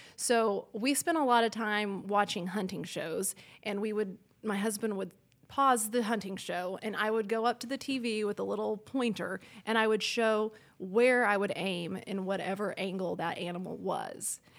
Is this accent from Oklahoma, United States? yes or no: yes; El Reno, Oklahoma, United States; also born or lived in Fayetteville, Arkansas; I grew up in El Reno, Oklahoma, about probably fifteen thousand people there